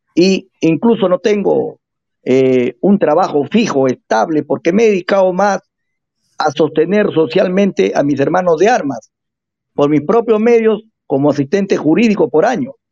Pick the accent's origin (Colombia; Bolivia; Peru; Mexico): Peru; nosotros somos del Perú profundo